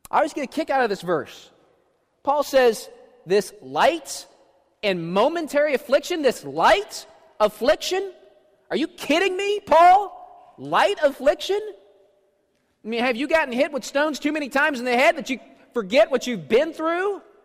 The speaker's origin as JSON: {"language": "English", "town": "Washington", "region": "District of Columbia", "country": "United States", "tie": "born or raised there", "said": "I grew up in Washington, D.C., there are lots of dangerous neighborhoods there"}